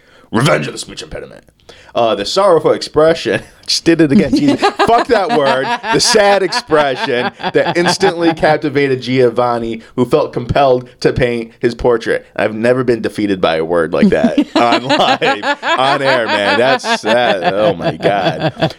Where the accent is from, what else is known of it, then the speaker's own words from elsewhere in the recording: Kentucky, United States; He hails from Kentucky, my hometown.